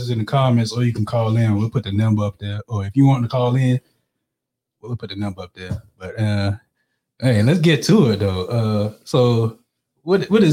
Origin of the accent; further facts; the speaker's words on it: Florence, South Carolina, United States; I'm from Florence, born and raised